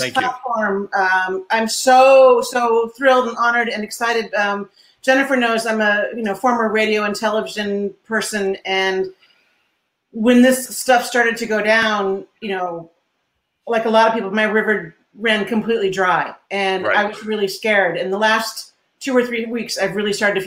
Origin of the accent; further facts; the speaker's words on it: New England, United States; I am from New England. I spent most of my career and my life here in New England.